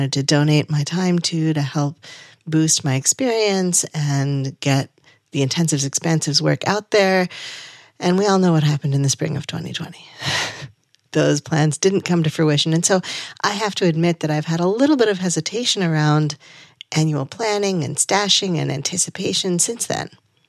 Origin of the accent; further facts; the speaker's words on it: New England, United States; I grew up in Southern New England, where August is absolutely the beginning of harvest season.